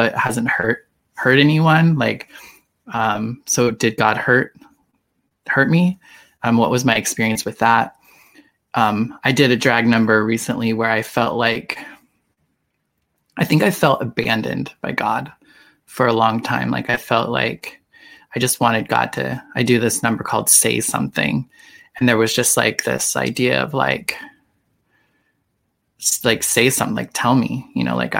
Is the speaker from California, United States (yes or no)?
no; Idaho, United States; growing up in Idaho